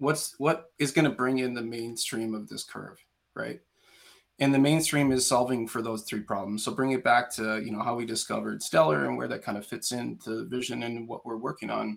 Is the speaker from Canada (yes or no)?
yes; Canada; as a Canadian citizen